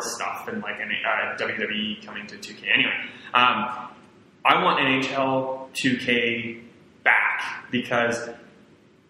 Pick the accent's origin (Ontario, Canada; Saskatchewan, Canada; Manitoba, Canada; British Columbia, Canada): Saskatchewan, Canada; Saskatoon; my hometown of Saskatoon, Saskatchewan